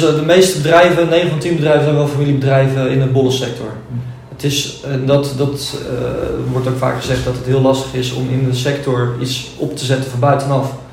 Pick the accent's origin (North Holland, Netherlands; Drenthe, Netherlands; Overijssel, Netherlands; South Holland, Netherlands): South Holland, Netherlands; Noordwijkerhout; Ik kom uit Noordwijk-Ruid